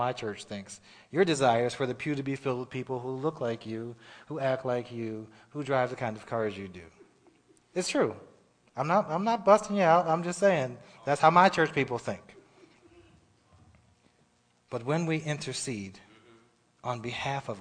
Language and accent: English; Pennsylvania, United States; moved away; I'm from Pennsylvania